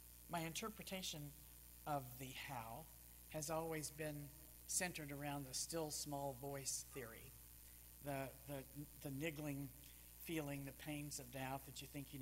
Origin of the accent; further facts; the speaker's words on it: Texas, United States; I was very active in the Baptist Student Union growing up in Texas, Southern Baptist